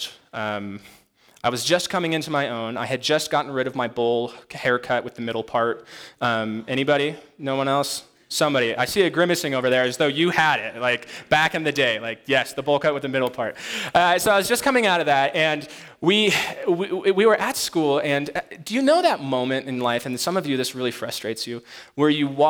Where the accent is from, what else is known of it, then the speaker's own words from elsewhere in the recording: Monument, Colorado, United States; also born or lived in East Los Angeles, California; Moved here when I was 10 up to Monument, Colorado, which was quite different than East LA. Grew up there